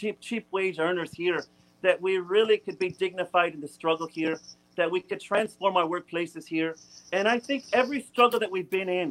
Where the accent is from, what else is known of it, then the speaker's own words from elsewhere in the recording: DuPage County, Illinois, United States; grew up in DuPage County.